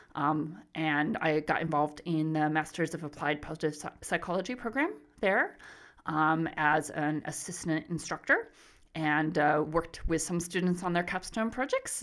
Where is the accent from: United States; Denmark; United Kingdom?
United States; Arizona; moved away as an adult; also born or lived in Riverside, California; now in Melbourne, Australia; I'm originally from the U S, so I was born and raised in Arizona